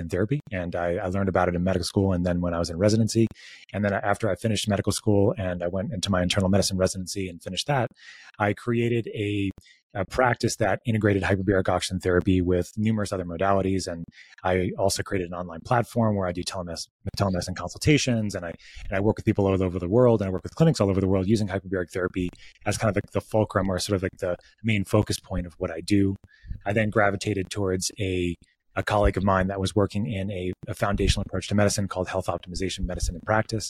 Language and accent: English; Northport, New York, United States; the Northport Wellness Center there where I grew up